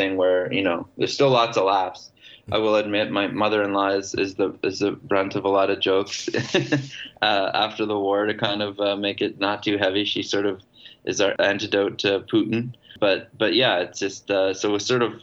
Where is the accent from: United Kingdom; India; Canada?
Canada; I was from Canada